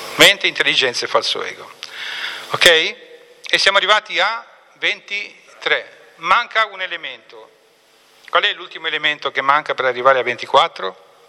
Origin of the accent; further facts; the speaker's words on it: Apulia, Italy; io sono pugliese di origine